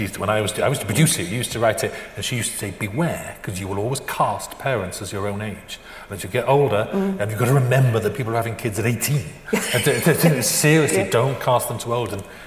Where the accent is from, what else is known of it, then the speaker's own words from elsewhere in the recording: United Kingdom; it's like, because we're British, we're not supposed to even acknowledge it.